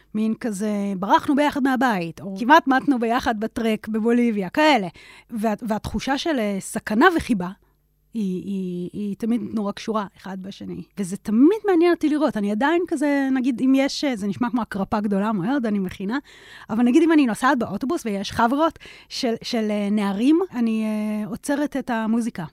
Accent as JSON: {"language": "Hebrew", "country": "Israel", "tie": "born or raised there", "said": "גדלתי בשכונה של עולים חדשים"}